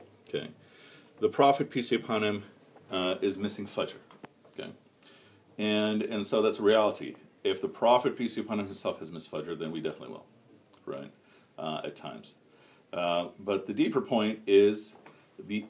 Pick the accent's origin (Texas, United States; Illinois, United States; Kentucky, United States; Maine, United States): Illinois, United States; Chicago; growing up in Chicago